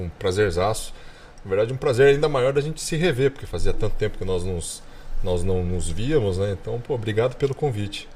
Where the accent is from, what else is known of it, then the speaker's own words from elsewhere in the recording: Brazil; also born or lived in California, United States; como brasileiro